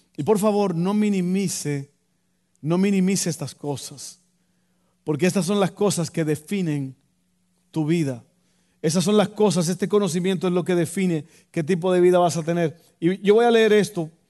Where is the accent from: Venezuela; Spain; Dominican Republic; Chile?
Dominican Republic; moved away; yo recuerdo en mi país, en Santo Domingo